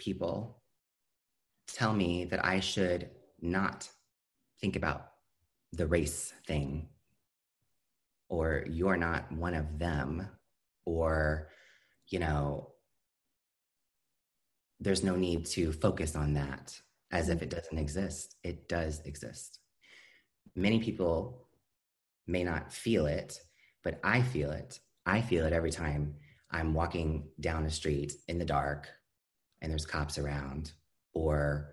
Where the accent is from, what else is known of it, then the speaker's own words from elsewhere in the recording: Iowa, United States; I'm from Iowa, which is surprising to a lot of people